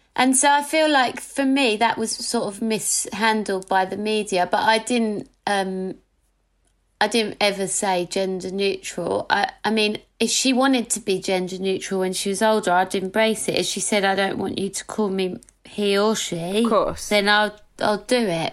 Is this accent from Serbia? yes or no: no; London, United Kingdom; growing up in Hackney it was like diverse and mixed